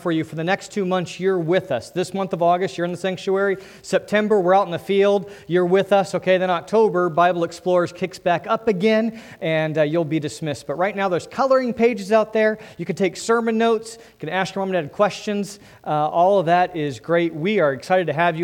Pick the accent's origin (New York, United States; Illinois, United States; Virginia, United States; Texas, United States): Virginia, United States; Northern; moved away; I'm from Northern Virginia, D.C.